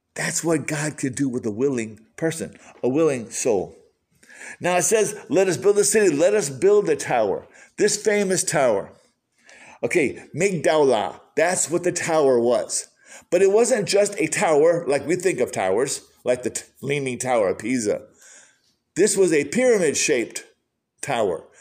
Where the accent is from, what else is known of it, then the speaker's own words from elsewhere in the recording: Michigan, United States; growing up in Michigan